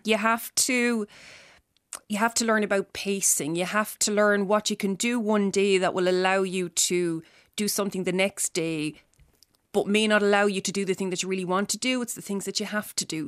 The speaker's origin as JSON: {"language": "English", "area": "Tipperary", "region": "Munster", "country": "Ireland", "moved": "yes", "lives_now": "Dublin, Ireland", "said": "I live in Dublin. I'm from Tipperary originally."}